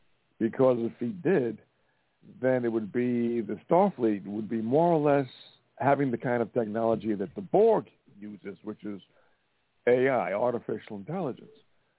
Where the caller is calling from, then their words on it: Montana, United States; Yeah, I'm … from Montana.